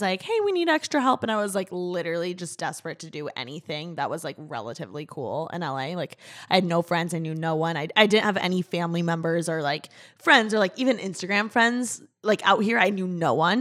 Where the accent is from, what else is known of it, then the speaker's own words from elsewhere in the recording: Midwest, United States; now in Los Angeles, United States; I was raised in the Midwest